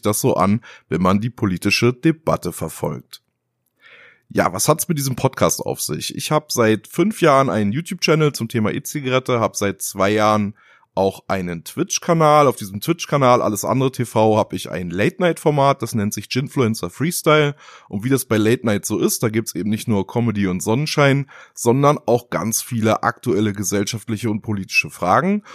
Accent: near Hamelin, Lower Saxony, Germany; now in Kaiserslautern, Germany; ich bin eigentlich in Niedersachsen geboren, bin in der Nähe von Hameln aufgewachsen

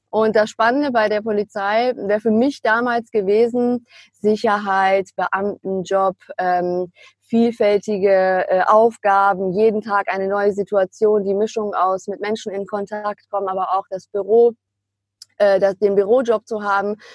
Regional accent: Münster, North Rhine-Westphalia, Germany; da ich mein Schülerpraktikum mit 16 schon beim Immobilienmakler ähm, damals in meiner Heimatstadt Münster gemacht hatte

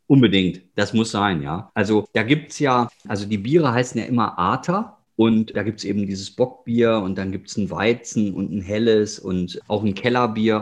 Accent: Ruhr area, North Rhine-Westphalia, Germany; ich komme aus dem Ruhrgebiet

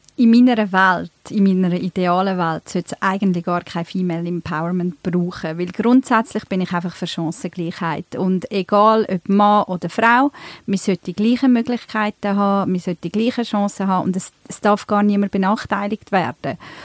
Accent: Emmental, Bern, Switzerland; moved away as an adult; also born or lived in Turkey; now in Zurich, Switzerland; ich bin ursprünglich aus der Türkei, ähm, bin aber im Emmental aufgewachsen, sogar ab 14 noch auf dem Bauernhof

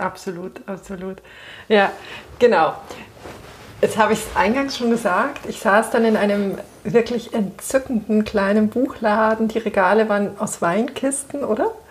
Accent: Munich, Bavaria, Germany; ich bin in München geboren

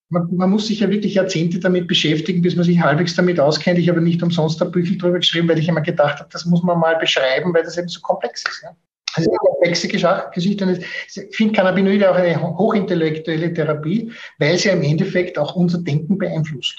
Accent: Austria; bei uns in Österreich

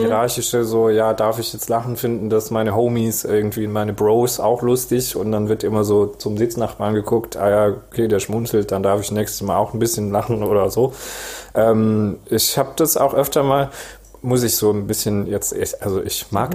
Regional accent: Esslingen am Neckar, Baden-Württemberg, Germany; ich bin in Esslinge am Neckar

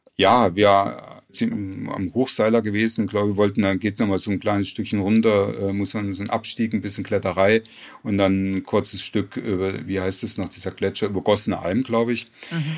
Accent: Frankenau, Hesse, Germany; ich bin auf dem Dorf groß geworden

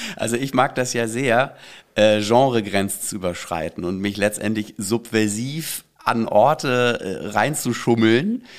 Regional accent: Bad Schwartau, Schleswig-Holstein, Germany; moved away; also born or lived in Berlin; in Bad Schwartau, wo ich aufgewachsen bin

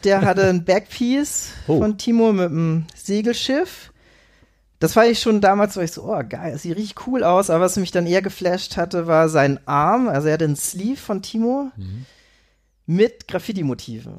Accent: Itzehoe, Schleswig-Holstein, Germany; also born or lived in Vienna; now in Hamburg, Germany; ursprünglich komme ich aus Itzehoe, das ist eine Kleinstadt bei Hamburg.

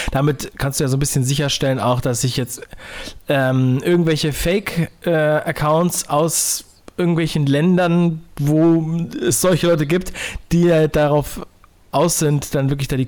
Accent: Northern Germany, Germany; Ich bin in Norddeutschland aufgewachsen

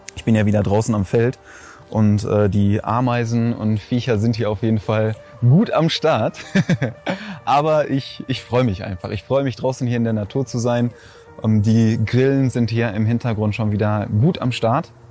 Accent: Schwerte, North Rhine-Westphalia, Germany; in meiner Heimat, da wo ich herkomme, ist das so ein, so ein Freibad

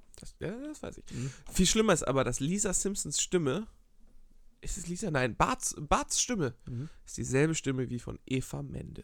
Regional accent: Geesthacht, Schleswig-Holstein, Germany; moved away; Ich komme aus so einer kleinen Vorstadt vor Hamburg, das, äh, dreißigtausend Einwohner

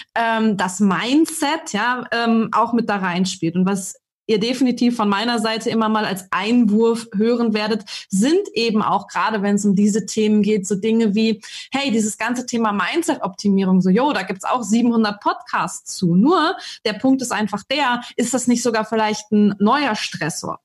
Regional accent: Germany; bei uns in Deutschland

